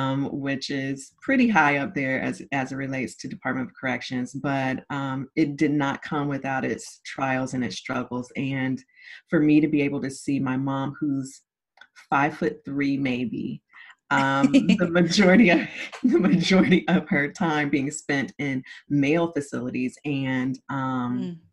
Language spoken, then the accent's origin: English; Zephyrhills, Florida, United States; also born or lived in St. Petersburg, Florida; I was born in St. Petersburg, Florida, raised in Zephyr Hills, Florida